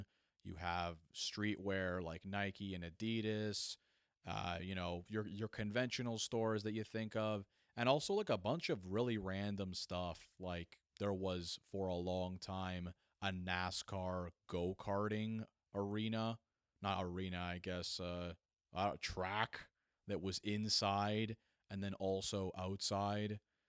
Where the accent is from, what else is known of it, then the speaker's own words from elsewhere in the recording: Vaughan, Ontario, Canada; also born or lived in Toronto; my hometown of Vaughan, Ontario.